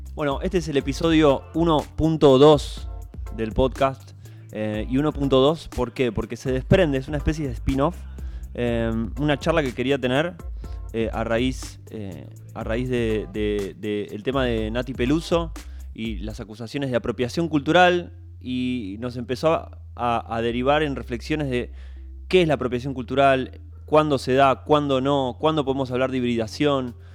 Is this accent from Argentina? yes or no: yes; Argentina; siendo argentino